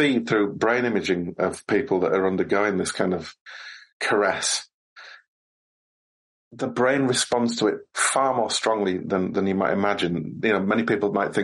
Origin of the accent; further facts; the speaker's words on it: United Kingdom; when I was growing up in Britain